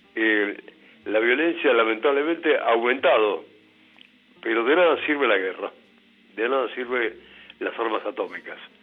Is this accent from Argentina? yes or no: yes; Buenos Aires, Argentina; yo soy de Buenos Aires